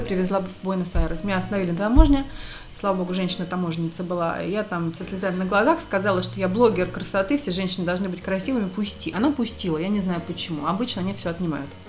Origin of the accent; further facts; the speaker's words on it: Moscow, Russia; moved away; also born or lived in Argentina; я из Москвы